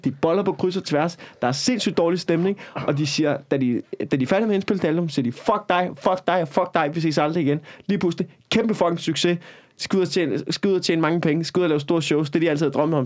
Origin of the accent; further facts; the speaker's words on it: Copenhagen, Capital Region of Denmark, Denmark; jeg er fucking københavner